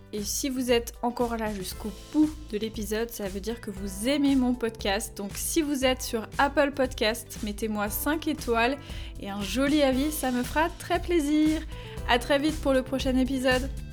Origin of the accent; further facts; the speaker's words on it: Brittany, France; je suis bretonne